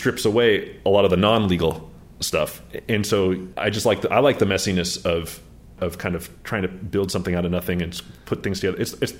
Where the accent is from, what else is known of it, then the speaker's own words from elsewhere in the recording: Japan; born there; in the year that I was born in Japan, 1973 in Japan